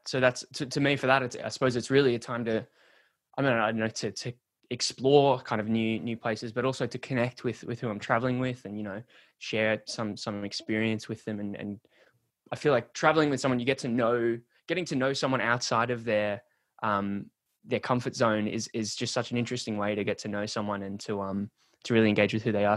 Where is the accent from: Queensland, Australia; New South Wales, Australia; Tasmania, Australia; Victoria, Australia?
New South Wales, Australia; Sydney; moved away as an adult; now in Melbourne, Australia; I'm from, I grew up in Sydney, Australia, and moved, moved from Sydney to, to Melbourne